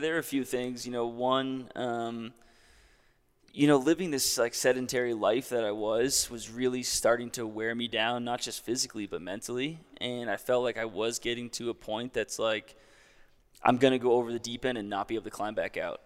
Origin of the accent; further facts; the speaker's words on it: Hopkinton, New Hampshire, United States; also born or lived in Denver, Colorado; now in Jackson Hole, United States; I'm from New Hampshire. I'm from a small town, Hopkinton, New Hampshire, like three thousand people, and I currently live in Jackson Hole, Wyoming